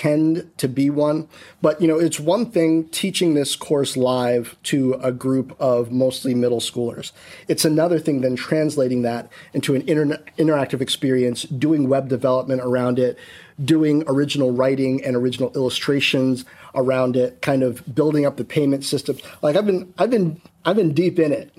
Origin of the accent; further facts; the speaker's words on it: Washington, District of Columbia, United States; growing up in Washington, D.C. in the 80s